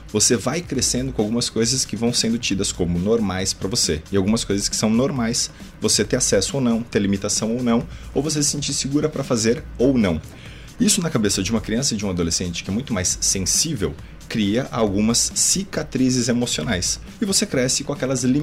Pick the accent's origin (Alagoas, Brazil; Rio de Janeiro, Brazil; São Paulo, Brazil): São Paulo, Brazil; Guarulhos; Eu sou de São Paulo, né, nascido na verdade na cidade de Guarulhos, mas a minha mãe é descendente de japoneses, daí